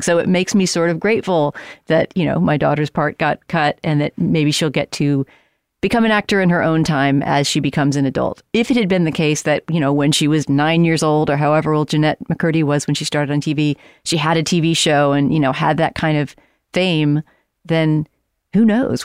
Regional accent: San Antonio, Texas, United States; moved away; I was in San Antonio, my hometown

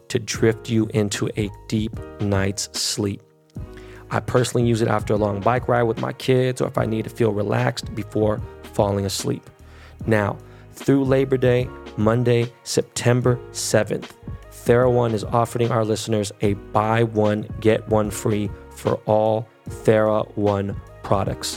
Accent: Los Angeles, California, United States; first language Spanish; English is a second language; I was born and raised in Koreatown, but I ran in the West Side

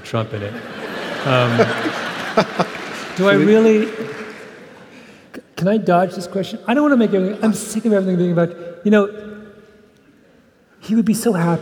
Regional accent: Canada; I'm Canadian

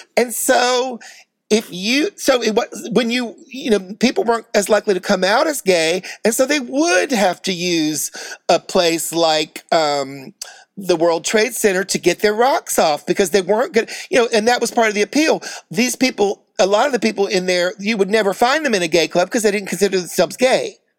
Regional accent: New York City, New York, United States; I'm a New Yorker

